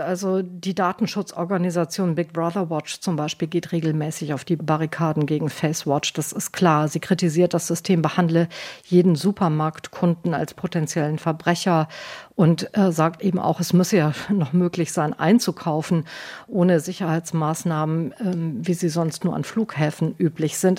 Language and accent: German; Germany; now in United Kingdom; bei uns in Deutschland